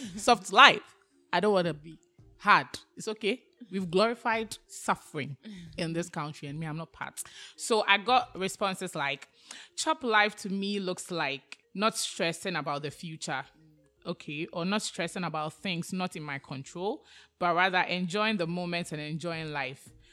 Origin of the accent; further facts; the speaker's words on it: Ghana; the tribe I come from makes me a Ghanaian